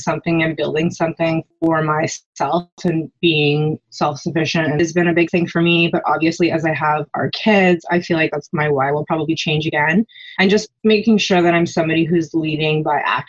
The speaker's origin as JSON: {"language": "English", "area": "just outside of Vancouver", "region": "British Columbia", "country": "Canada", "tie": "born or raised there", "said": "we grew up just outside of Vancouver, and everything we did was as a family."}